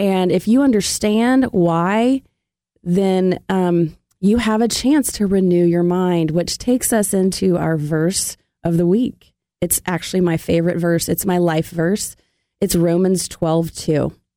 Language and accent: English; Memphis, Tennessee, United States; now in Atlanta, United States; I'm from Memphis